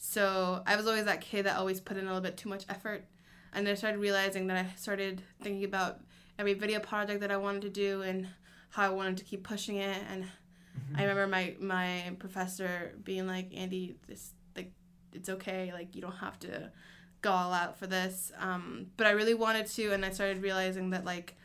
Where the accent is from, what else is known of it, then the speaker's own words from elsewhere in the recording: Colombia, Ontario, Canada; also born or lived in Edmonton, Alberta; now in Vancouver, Canada; I was born in Colombia, and my family and I moved to Canada when I was about 7 years old.